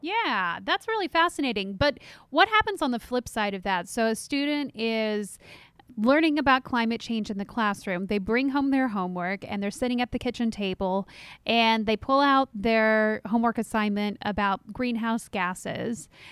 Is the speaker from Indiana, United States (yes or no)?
no; Texas, United States; my home state of Texas